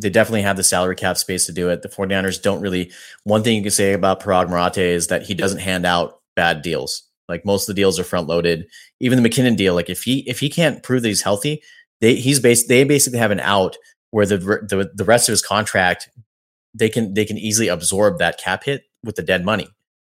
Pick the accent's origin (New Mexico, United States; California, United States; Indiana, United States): California, United States; the Bay Area; I'm from the Bay. This is my home.